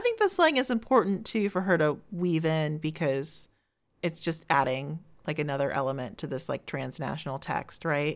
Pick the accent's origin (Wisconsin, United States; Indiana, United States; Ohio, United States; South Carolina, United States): Ohio, United States; just outside of Columbus; now in Chicago, United States; grew up just outside of Columbus, Ohio, uh, from, like, ten on